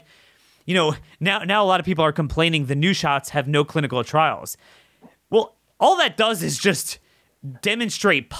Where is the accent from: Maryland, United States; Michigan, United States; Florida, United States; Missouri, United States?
Maryland, United States; here in my home state of Maryland